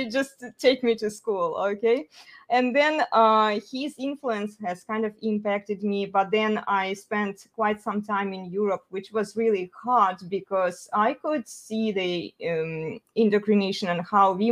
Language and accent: English; Russia; moved away; I'm originally from Russia.